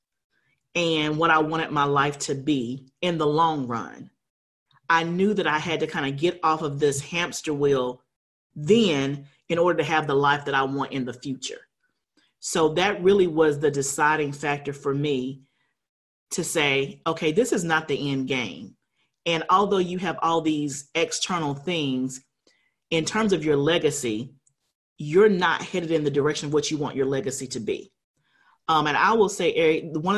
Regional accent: Huntsville, Alabama, United States; I grew up in Alabama in Huntsville

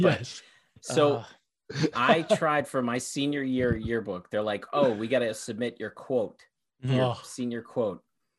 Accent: Rumson, New Jersey, United States; I went to Rumson Fairhaven High School in central Jersey.

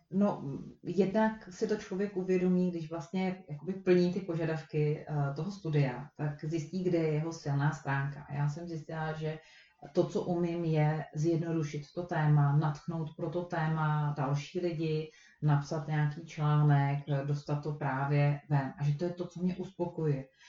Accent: Prague, Czechia; moved away; Já jsem Pražák

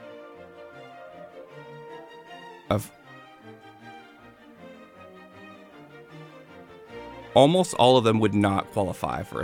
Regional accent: United States; I was born here and I live here.

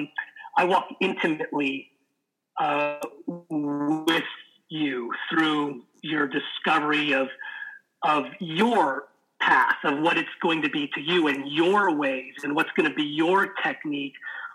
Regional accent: Los Angeles, California, United States; I was born and raised in Los Angeles

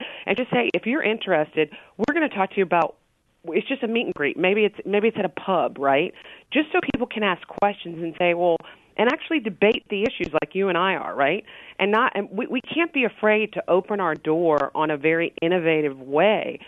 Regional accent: Richmond, Virginia, United States; I'm from Richmond, Virginia

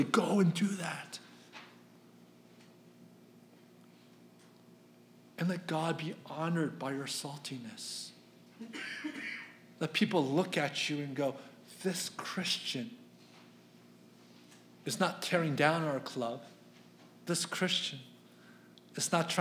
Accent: Philadelphia, Pennsylvania, United States; I'm from Philadelphia

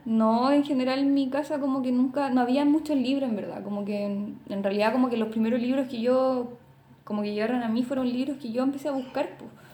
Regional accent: Talcahuano, Biobío, Chile; also born or lived in Concepción; yo nací en Conce, pero viví toda mi adolescencia, e infancia en Talcahuano

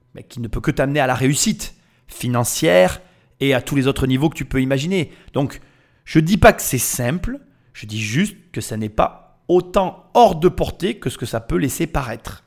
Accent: France

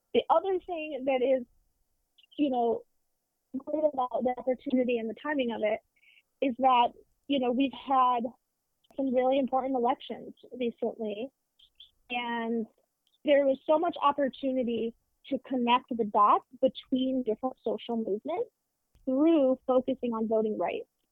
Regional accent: Deep South, United States; I grew up in the Deep South with a progressive non Christian family.

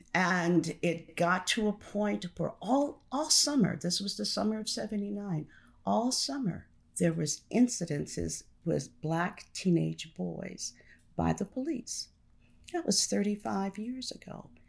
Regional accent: Baton Rouge, Louisiana, United States; moved away; also born or lived in New York City / Chicago, Illinois; I was born in Baton Rouge, Louisiana.

